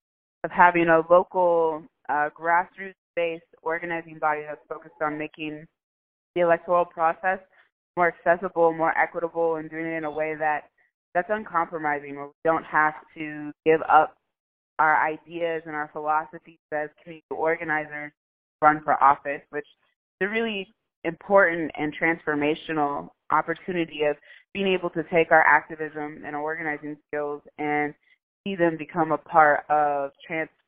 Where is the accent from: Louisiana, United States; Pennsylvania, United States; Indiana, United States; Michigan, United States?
Indiana, United States; Indianapolis; now in Seattle, United States; I grew up in Indianapolis, Indiana.